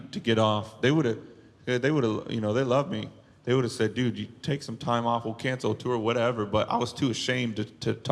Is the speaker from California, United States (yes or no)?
yes; Bakersfield, California, United States; my hometown. It was Bakersfield.